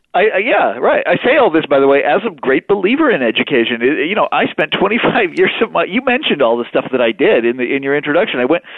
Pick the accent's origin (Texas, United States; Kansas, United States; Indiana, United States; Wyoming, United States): Kansas, United States; moved away; I'm from Kansas